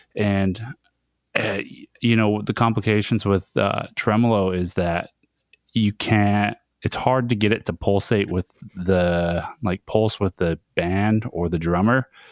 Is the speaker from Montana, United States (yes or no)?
yes; Browning, Montana, United States; my hometown, uh, Browning in Montana